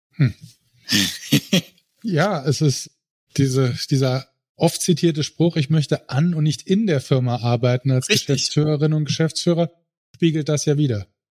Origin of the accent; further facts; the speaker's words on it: Saarland, Germany; ich komme aus dem Saarland, ja, dem schönsten Bundesland der Welt